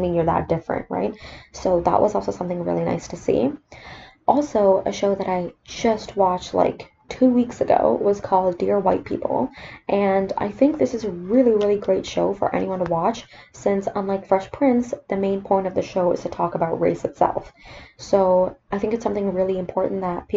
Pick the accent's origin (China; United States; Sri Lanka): Sri Lanka; moved away; for me growing up in Sri Lanka